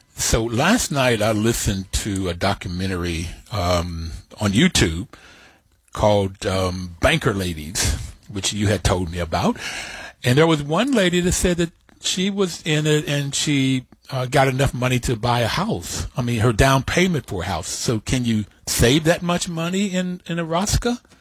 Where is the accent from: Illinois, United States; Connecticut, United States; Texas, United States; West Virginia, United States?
West Virginia, United States; Bluefield; also born or lived in New York; I grew up in Bluefield, West Virginia, very small town